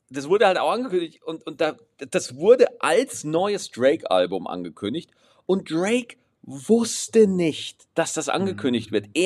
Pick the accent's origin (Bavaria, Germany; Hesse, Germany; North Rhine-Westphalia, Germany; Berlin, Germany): Bavaria, Germany; Aschaffenburg; Ich bin aus Aschaffenburg, das hatte ich auch noch diese Woche, bin ich zurückgefahren